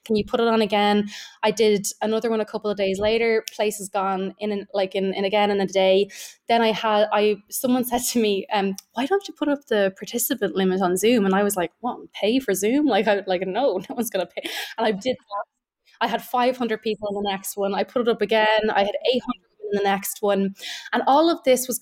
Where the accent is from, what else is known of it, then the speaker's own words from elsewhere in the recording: Ireland; being Irish, we know what weight, right, our kind of Catholic guilt and our Catholic shame